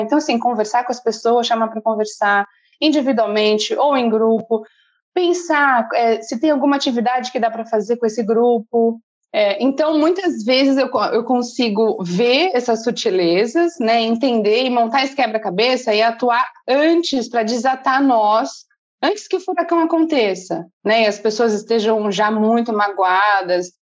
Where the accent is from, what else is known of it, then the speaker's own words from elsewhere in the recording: Bertioga, São Paulo, Brazil; moro aqui desde pequena.